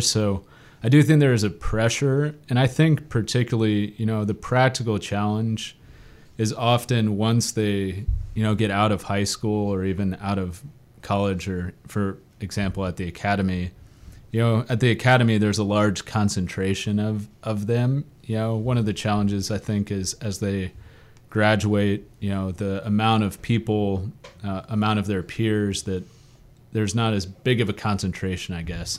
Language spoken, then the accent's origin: English; The Woodlands, Texas, United States; also born or lived in England; we moved back to Texas when I was about two years old. And then from the time I got back when I was two to when I graduated from high school, I was living in the Woodlands, Texas.